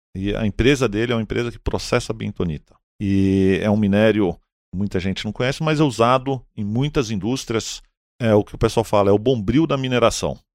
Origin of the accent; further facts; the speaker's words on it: São Paulo, Brazil; Eu nasci aqui, eu estudei em São Paulo